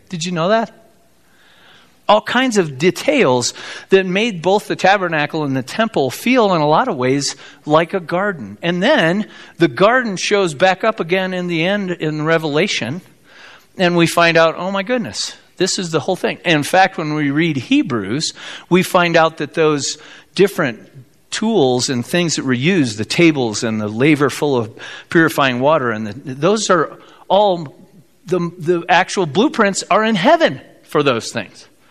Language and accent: English; South Bend, Indiana, United States; I grew up in South Bend, Indiana